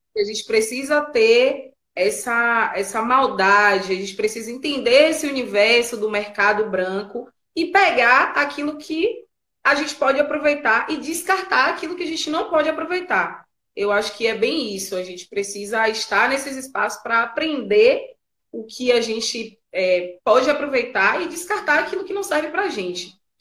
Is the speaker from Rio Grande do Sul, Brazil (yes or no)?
no; Bahia, Brazil; A gente é baiano, né? E a gente é baiano, é preto